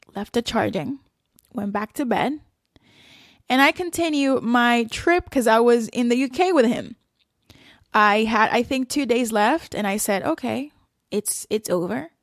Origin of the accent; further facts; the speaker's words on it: El Salvador; moved away; also born or lived in South Korea / Qatar; I grew up in El Salvador. We had then moved to South Korea, and from there we moved to Qatar